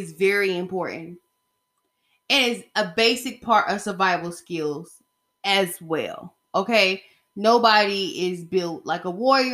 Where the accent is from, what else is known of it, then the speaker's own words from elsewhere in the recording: the South, United States; I'm from the South and we appreciate our Second Amendment rights.